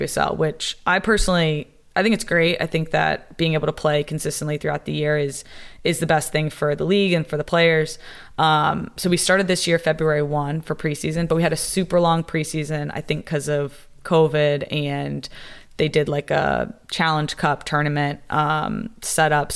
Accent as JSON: {"language": "English", "area": "south of Atlanta", "region": "Georgia", "country": "United States", "moved": "as an adult", "lives_now": "Washington, D.C., United States", "said": "I'm from Georgia, like south of Atlanta"}